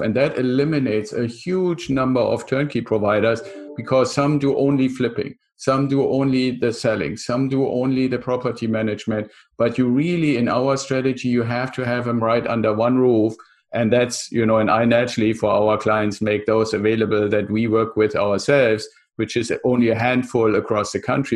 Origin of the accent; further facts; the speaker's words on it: Germany; also born or lived in San Diego area, United States; now in San Diego, United States; I'm originally from Germany, still have a little bit of the accent, live in the San Diego area